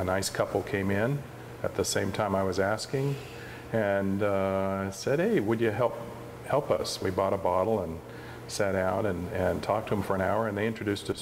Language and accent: English; Sonoma County, Northern California, United States; moved away as an adult; now in Oregon, United States; I grew up in Northern California in Sonoma County, wine country, and ended up doing some engineering down there prior to moving up here